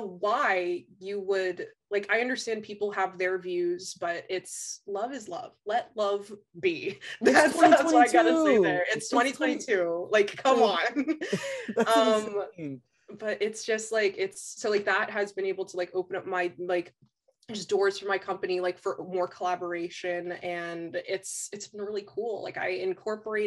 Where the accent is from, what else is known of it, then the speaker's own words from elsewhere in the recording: New Jersey, United States; one of the schools in my hometown's district